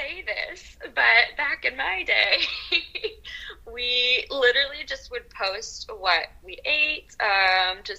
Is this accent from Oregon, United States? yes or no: yes; Portland, Oregon, United States; accent: American; moved away as an adult; also born or lived in Dijon, France; now in France; I grew up in Portland, Oregon, but I have been spending the last 13 years living in France.